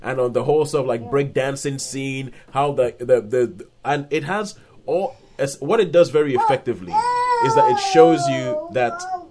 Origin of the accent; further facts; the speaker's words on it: Nigeria; I'm Nigerian, and we grew up in Nigeria